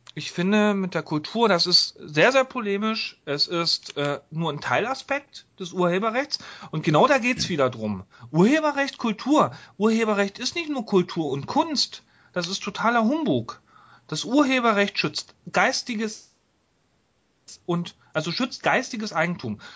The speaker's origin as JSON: {"language": "German", "region": "East Germany", "country": "Germany", "said": "ich komme aus der DDR."}